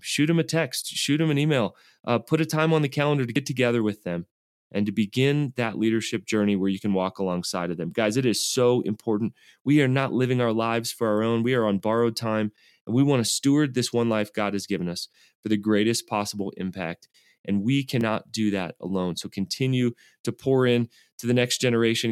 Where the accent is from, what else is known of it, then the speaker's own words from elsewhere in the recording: the South, United States; I was raised in the South